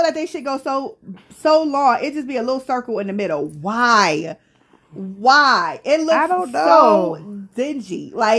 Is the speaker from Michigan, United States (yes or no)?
no; Tonawanda, New York, United States; I'm from Tonawanda, bitch.